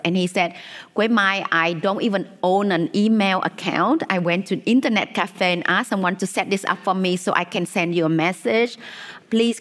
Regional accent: Vietnam; when I was, you know, a child growing up in Vietnam

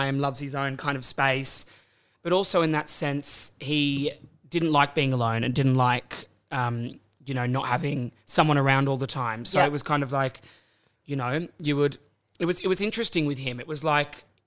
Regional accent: Sydney, New South Wales, Australia; moved away; also born or lived in Brisbane; I'm originally from Sydney, lived in Brisbane for 10 years.

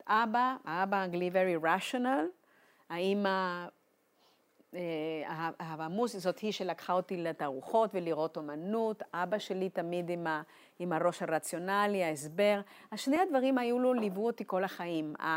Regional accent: Buenos Aires, Argentina; Hebrew is a second language; moved away as an adult; also born or lived in Eilat; now in Jerusalem, Israel; יש לי מאבא לא יהודי אירי, אימא יהודיה, שנפגשו בארגנטינה ואני נולדתי שם

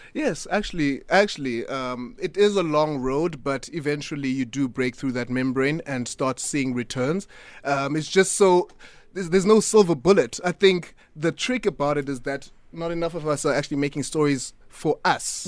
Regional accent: Butterworth, Eastern Cape, South Africa; now in Cape Town, South Africa; I'm from Butterworth

